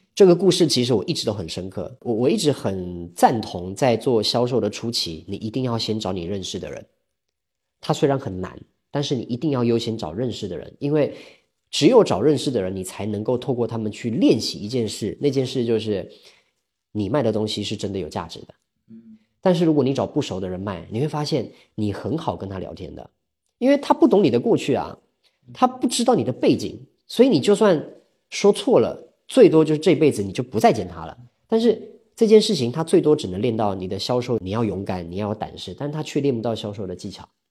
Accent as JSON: {"language": "Chinese", "country": "Taiwan", "accent": "Taiwanese", "moved": "as an adult", "lives_now": "Hangzhou, China", "said": "我来自这个中国台湾，然后现在住在杭州，二零一八年的时候来杭州的，那我过去我是二零一二年进入职场的，也就是我今年虚岁应该算三十七吧，我是八七年的"}